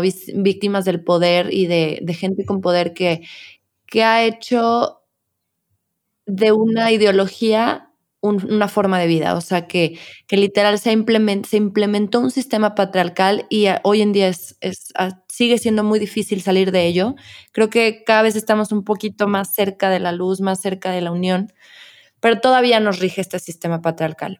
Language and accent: Spanish; León, Guanajuato, Mexico; los que somos de León y de Guanajuato